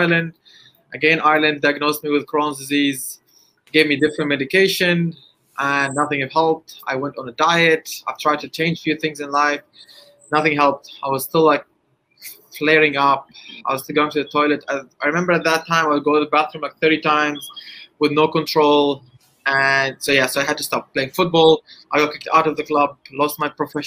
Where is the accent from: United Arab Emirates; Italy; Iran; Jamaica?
United Arab Emirates; Dubai; I'm from Dubai, United Arab Emirates